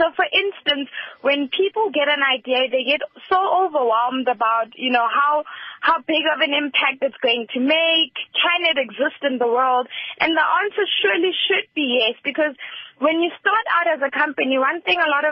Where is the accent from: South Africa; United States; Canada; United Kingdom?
South Africa; Rustenburg, North West; I'm from Rustenburg, and I'm only 22 years old